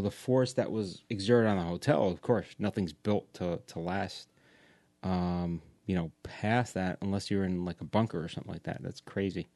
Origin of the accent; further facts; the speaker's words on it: Long Island, New York, United States; I grew up on Long Island.